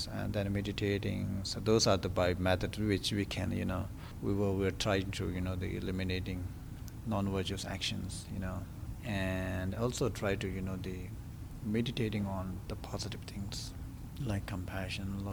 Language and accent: English; India; I was born in India, just, you know, nearby the monasteries. And then I joined with the monastery when I was 9